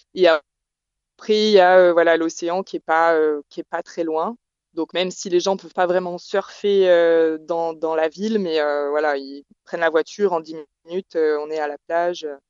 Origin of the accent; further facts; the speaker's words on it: France; moved away as an adult; now in Perth, Australia; je suis française